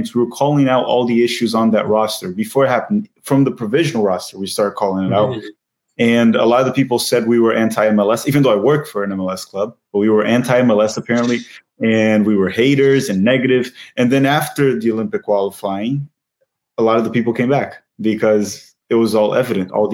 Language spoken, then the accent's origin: English; Brazil; moved away; I was just born in Brazil.